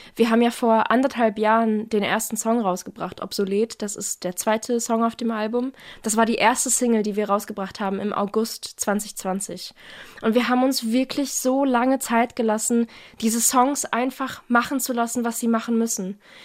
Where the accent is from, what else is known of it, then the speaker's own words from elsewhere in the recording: Offenburg, Baden-Württemberg, Germany; Naja, also ich komme aus Offenburg. Das ist quasi nochmal so 20 Minuten südlich von Karlsruhe